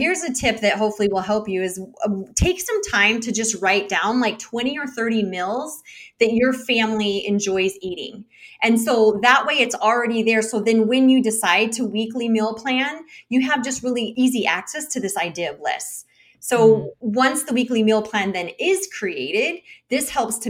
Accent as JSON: {"language": "English", "country": "United States", "said": "as an American"}